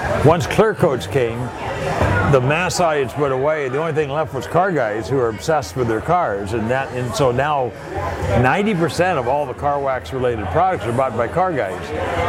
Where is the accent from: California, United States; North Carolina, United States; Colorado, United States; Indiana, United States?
California, United States; Pasadena; I'm from Pasadena.